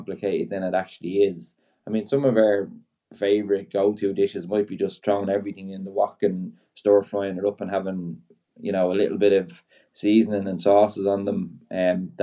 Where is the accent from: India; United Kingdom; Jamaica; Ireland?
Ireland; being Irish